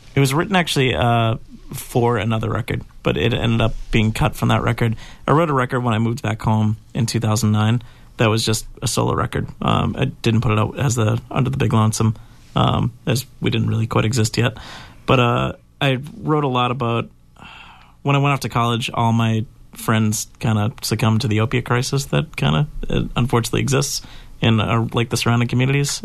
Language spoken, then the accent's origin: English; Weymouth, Massachusetts, United States; my hometown